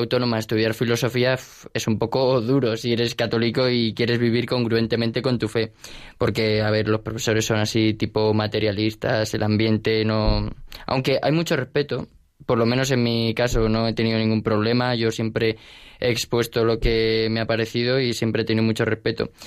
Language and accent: Spanish; Alicante, Valencian Community, Spain; moved away as an adult; now in Madrid, Spain; vengo de Alicante. Allí estudié toda mi vida en los jesuitas